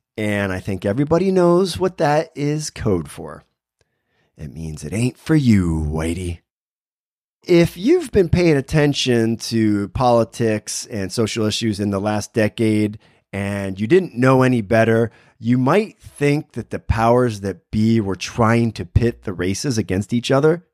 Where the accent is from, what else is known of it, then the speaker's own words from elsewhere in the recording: Berwick, Pennsylvania, United States; my hometown, Berwick, Pennsylvania